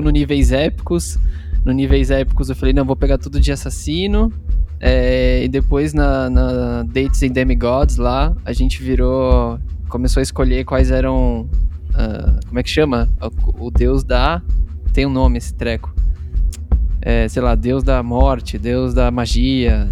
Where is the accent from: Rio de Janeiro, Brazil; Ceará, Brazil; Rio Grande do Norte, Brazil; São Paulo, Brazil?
São Paulo, Brazil; Atibaia; a gente é de Atibaia, né? É uma cidade aqui no interior de uhum. São Paulo